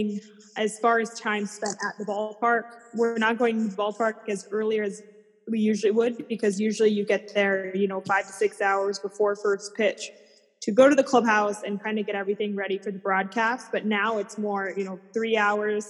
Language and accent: English; Colorado, United States; moved away as an adult; now in Chicago, United States; be in my hometown and cover a team that I grew up around